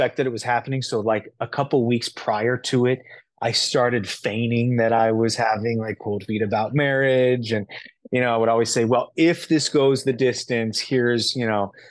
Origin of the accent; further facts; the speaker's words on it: Los Angeles, California, United States; Growing up in Los Angeles, you learn Central American Mexican Spanish